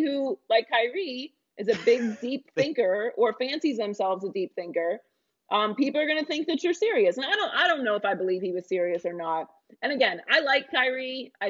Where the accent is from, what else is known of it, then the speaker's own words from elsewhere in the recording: Sacramento, California, United States; also born or lived in Richmond, California; I'm from Northern California. Born in Richmond, California. Went to college and grew up in Sacramento.